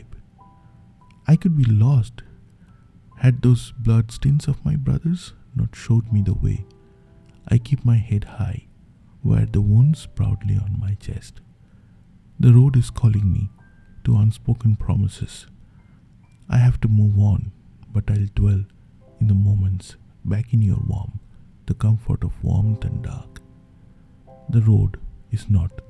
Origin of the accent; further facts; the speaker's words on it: Bangladesh; first language Bengali; English is a second language; now in Australia; reflecting back to my homeland, where Bengali is of course my mother tongue